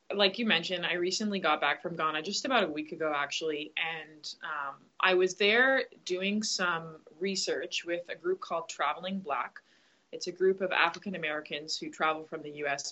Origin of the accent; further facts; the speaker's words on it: Grand Bahama, Bahamas; I grew up I grew up in the Bahamas, uh, specifically on Grand Bahama